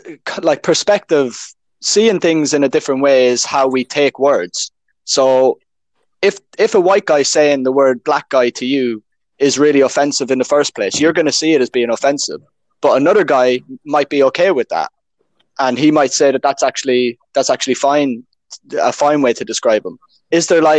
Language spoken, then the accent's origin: English; Ireland; accent: Irish; now in United Kingdom; I am, I am Irish